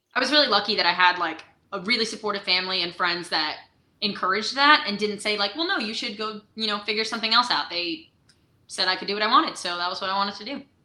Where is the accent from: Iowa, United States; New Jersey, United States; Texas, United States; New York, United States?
New York, United States; Beacon; now in Nashville, United States; I'm originally from Beacon, New York